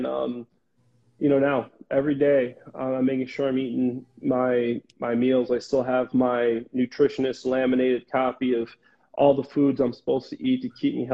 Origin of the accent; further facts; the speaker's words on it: Dwight, Illinois, United States; moved away as an adult; I'm from a small town. My town is 3,000 people. Dwight, Illinois, I graduated with 60 kids